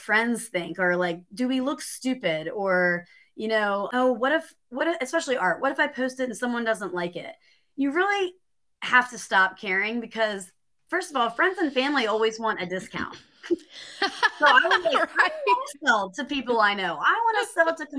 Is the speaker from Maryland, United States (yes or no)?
yes; Maryland, United States; now in Greenville, United States; I'm originally from Maryland, and I was living in a town